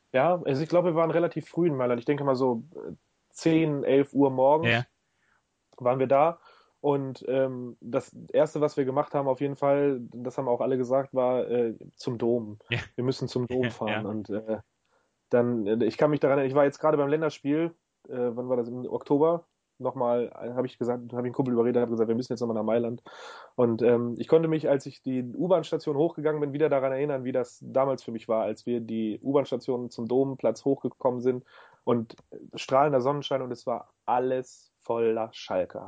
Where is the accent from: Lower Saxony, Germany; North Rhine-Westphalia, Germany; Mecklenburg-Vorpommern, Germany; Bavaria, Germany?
Lower Saxony, Germany; Hanover; ich bin in Hannover geboren